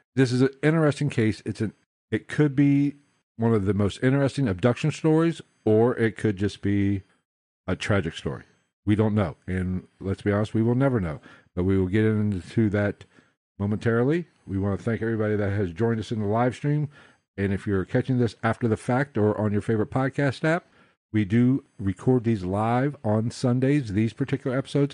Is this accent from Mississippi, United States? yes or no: no; West Virginia, United States; Fayetteville, West Virginia, my home state